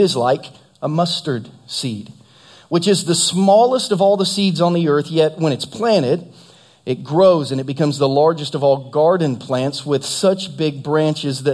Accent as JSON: {"language": "English", "region": "Southern Ohio", "country": "United States", "tie": "born or raised there", "moved": "yes", "lives_now": "Lee's Summit, United States", "said": "at Ohio State where I grew up in Southern Ohio"}